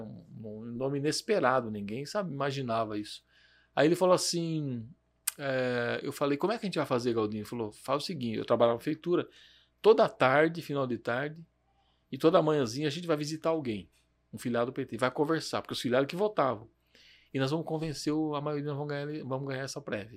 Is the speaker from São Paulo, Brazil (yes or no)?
yes; Jundiaí, São Paulo, Brazil; eu nasci aqui em Jundiaí mesmo, no bairro do Vianello